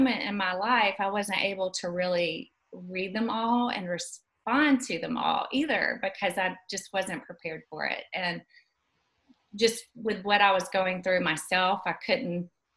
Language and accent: English; Dothan, Alabama, United States; also born or lived in Auburn, Alabama / Birmingham, Alabama; I grew up in Dothan, Alabama. I've always lived in Alabama